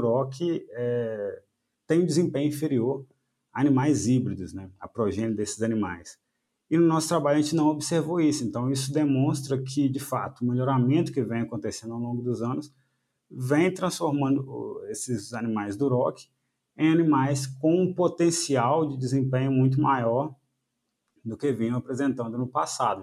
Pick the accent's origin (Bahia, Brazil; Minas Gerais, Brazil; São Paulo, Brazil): Minas Gerais, Brazil; moved away as an adult; also born or lived in Viçosa, Brazil; now in Paraná, Brazil; eu sou mineiro